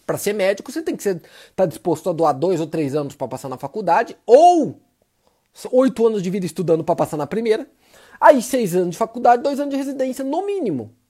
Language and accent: Portuguese; Maringá, Paraná, Brazil; Cortella, por sinal, é nascido em Londrina. Eu sou de Maringá.